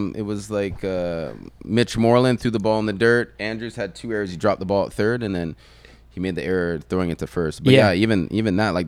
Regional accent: Mississauga, Ontario, Canada; fact that I grew up in Mississauga was kind of crazy to me

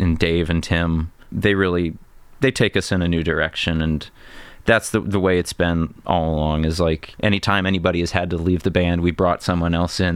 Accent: Monticello, United States; I grew up in Monticello

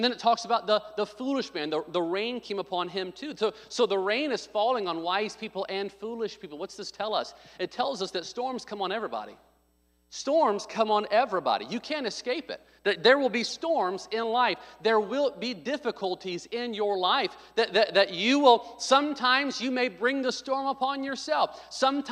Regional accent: Arkansas, United States; also born or lived in Midwest; now in California, United States; I was born in Arkansas, so I know the storms in the South. I lived in the Midwest

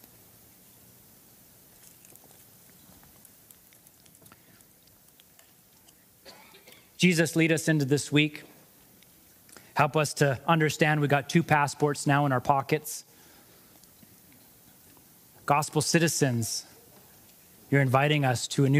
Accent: United States; moved away as an adult; also born or lived in Montana; now in Canada; I'm American

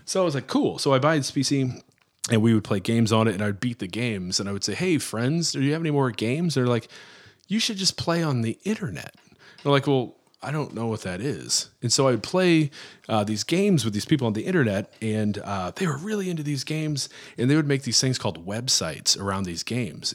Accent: Florissant, Missouri, United States; I'm from Florissant, Missouri

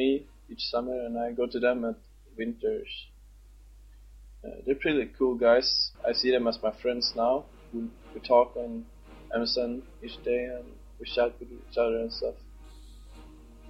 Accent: Sweden; English is a second language; moved away as an adult; now in Scotland, United Kingdom; I'm from Sweden, 20 years old, and I'm living in Scotland now

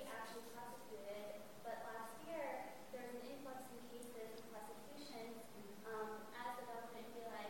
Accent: Boston, Massachusetts, United States; I come from Boston.

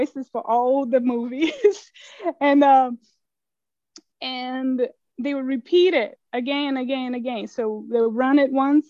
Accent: Brasília, Federal District, Brazil; moved away as an adult; now in United States; I grew up in Brasilia, the capital, and I was kind of the first generation-ish born there

